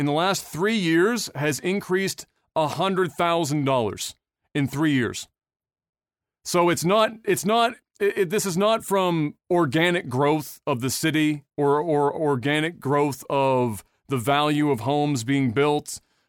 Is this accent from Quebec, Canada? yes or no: yes; Quebec, Canada; I'm from Quebec, so we're not in a totally different world either.